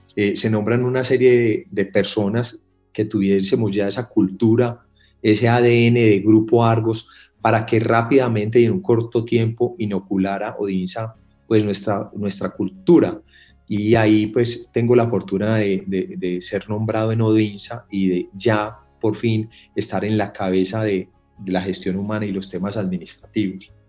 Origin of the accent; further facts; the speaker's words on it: Paisa, Antioquia, Colombia; yo vengo de una familia muy comerciante, como buenos paisas.